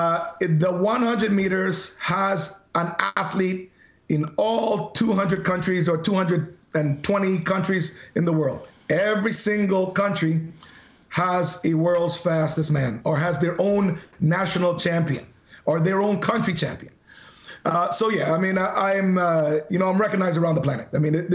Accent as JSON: {"language": "English", "country": "Canada", "said": "I'm representing Canada. I'm Canadian. I'm a proud Canadian."}